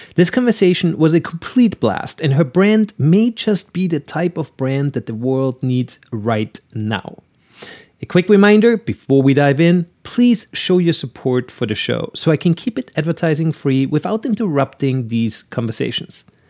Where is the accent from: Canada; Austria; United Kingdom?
Austria; now in United States; I'm originally from Austria